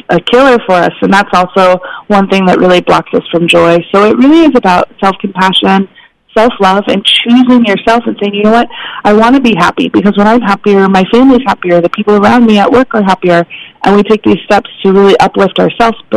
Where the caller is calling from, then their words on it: Portland, Oregon, United States; i'm in portland oregon so it's definitely okay. rainy out here